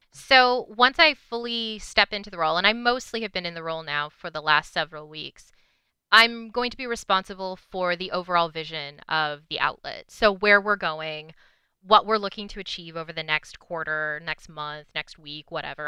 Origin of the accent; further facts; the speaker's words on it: British Columbia, Canada; also born or lived in Vancouver; I grew up in British Columbia